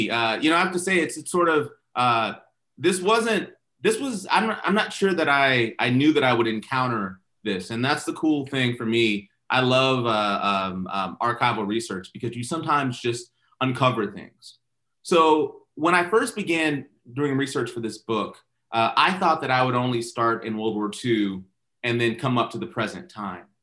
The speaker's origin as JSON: {"language": "English", "region": "Okinawa", "country": "Japan", "tie": "born or raised there", "also_born_or_lived": "California / England", "said": "I was born in California, in Edwards Air Force Base, uh, and um, um, and then myself, uh, my mom, dad, my brother and sister, uh, we lived in England for eight years, and then Okinawa uh, for four more years, where I graduated high school."}